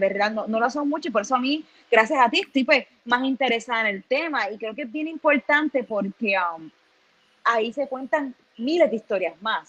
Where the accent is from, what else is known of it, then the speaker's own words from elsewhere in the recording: Ponce, Puerto Rico; moved away as an adult; nosotros todos nos criamos en Ponce, estudiamos en Ponce y nos fuimos de Puerto Rico, en mi caso, 10 años